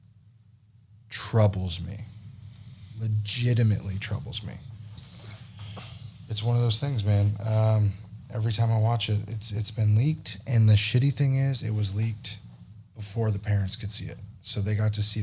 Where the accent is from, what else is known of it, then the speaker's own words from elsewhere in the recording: California, United States; We're from California